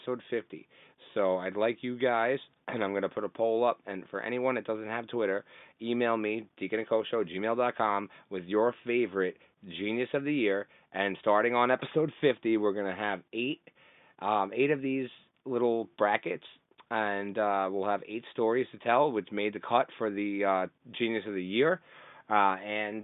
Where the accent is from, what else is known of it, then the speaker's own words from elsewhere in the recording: Canada; I'm Canadian